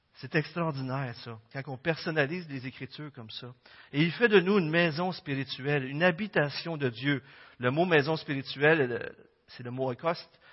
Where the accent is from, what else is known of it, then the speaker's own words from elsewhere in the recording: Quebec, Canada; on est tous des Québécois